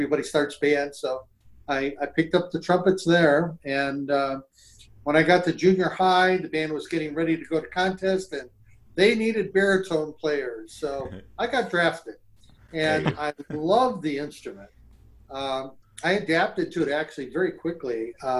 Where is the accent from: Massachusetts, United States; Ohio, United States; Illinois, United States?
Ohio, United States; Cleveland; I grew up in Cleveland, Ohio.